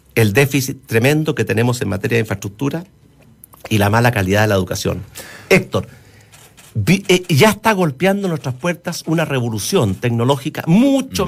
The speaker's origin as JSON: {"language": "Spanish", "country": "Chile"}